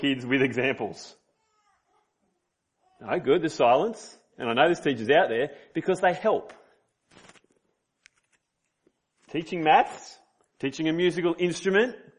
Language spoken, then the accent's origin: English; Sydney, New South Wales, Australia; moved away; I'm from Sydney